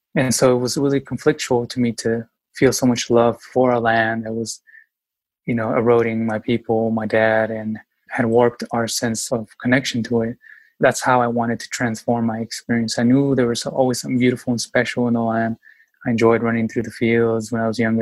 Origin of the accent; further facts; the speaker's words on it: Yakima, Washington, United States; was born and raised in Yakima, Washington, very small town